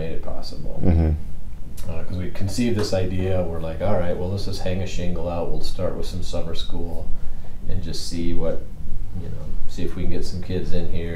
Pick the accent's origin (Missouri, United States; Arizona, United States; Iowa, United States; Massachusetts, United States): Iowa, United States; I grew up in Iowa, small high school.